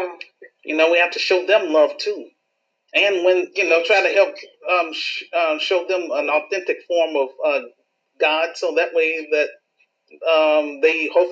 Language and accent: English; Chicago, Illinois, United States; my hometown in Chicago